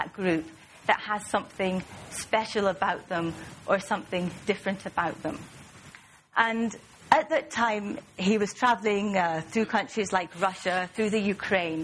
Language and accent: English; Aberdeen, Scotland, United Kingdom; accent: Scottish, not too pronounced; moved away; I'm from Aberdeen in northeast Scotland, and that accounts for the Scottish accent, which isn't too pronounced because I've been away from Scotland for some time.